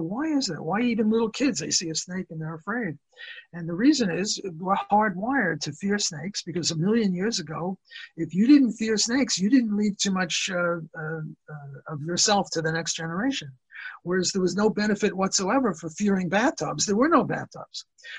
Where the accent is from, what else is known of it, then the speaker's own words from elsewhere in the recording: New York City, New York, United States; Because we're both from Brooklyn